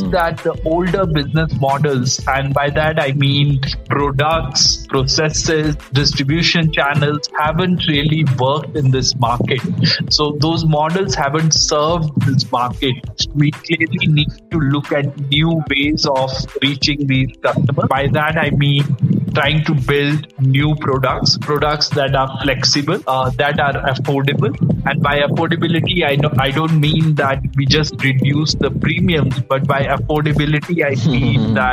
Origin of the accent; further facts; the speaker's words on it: India; moved away; also born or lived in Africa; So I'm I'm from India, but uh, very fortunate to be here and working here in Africa